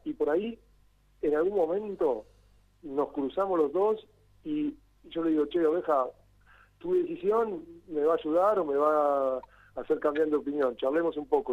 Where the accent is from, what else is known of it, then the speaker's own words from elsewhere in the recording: Argentina; nosotros, siendo Argentina